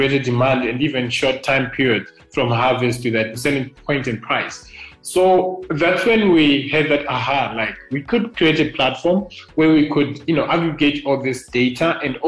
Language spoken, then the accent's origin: English; Nyazura, Manicaland, Zimbabwe; now in Harare, Zimbabwe; I grew up mainly in Nyazura, which is a town here in Zimbabwe